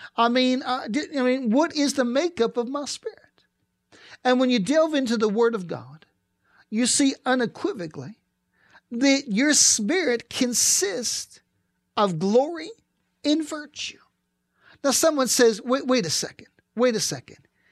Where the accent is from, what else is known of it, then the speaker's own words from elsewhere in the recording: East Pittsburgh, Pennsylvania, United States; I grew up in East Pittsburgh, and I was along the Allegheny River